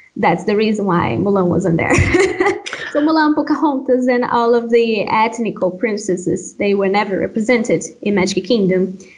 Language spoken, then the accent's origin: English; Pará, Brazil; English is a second language; also born or lived in Minas Gerais, Brazil; now in Sweden; I'm from a state called Pará, and I'm very proud of that. I'm very proud of where I am from originally, even though today I live in, in another state